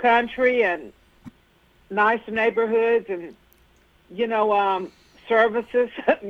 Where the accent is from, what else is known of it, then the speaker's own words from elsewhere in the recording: Dublin, Georgia, United States; moved away as an adult; now in Tennessee, United States; Well, I'm from Dublin, Georgia originally